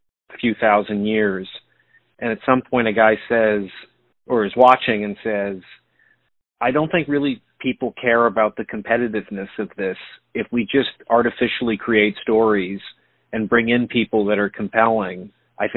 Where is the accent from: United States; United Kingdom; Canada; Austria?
Canada; moved away; I'm from Canada originally